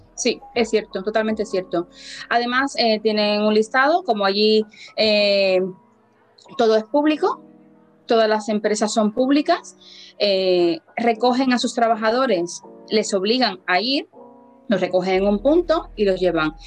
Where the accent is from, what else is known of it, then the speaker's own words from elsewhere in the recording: Havana, Cuba; moved away as an adult; now in Burguillos, Spain; soy cubana, nacida en La Habana y llevo aquí 13 años